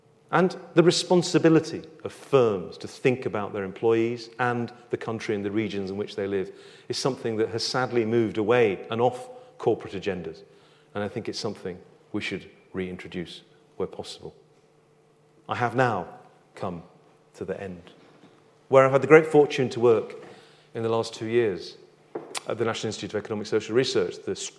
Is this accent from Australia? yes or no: no; United Kingdom; We know we are British and we do not have to show it.